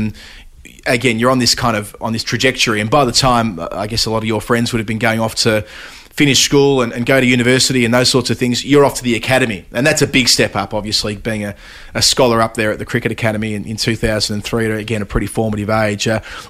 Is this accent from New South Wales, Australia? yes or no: no; Dandenong area, Victoria, Australia; I grew up in Devil Hills, played in the DDCA